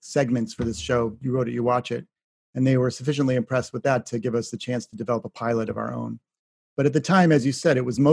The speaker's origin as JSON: {"language": "English", "town": "Shaker Heights", "region": "Ohio", "country": "United States", "tie": "born or raised there", "said": "you're in my home state"}